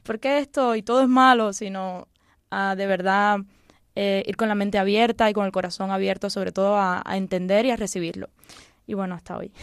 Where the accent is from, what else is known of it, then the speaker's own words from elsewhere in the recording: Cuba; now in Spain; Yo nací en Cuba